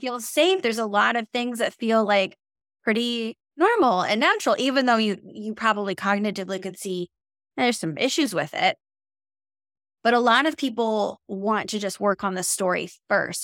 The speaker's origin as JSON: {"language": "English", "region": "Minnesota", "country": "United States", "said": "I'm a Minnesotan and I, I drive in snow all the time"}